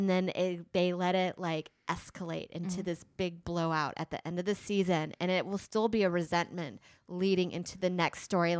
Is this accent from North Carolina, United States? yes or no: no; Houston, Texas, United States; Because I'm from Houston.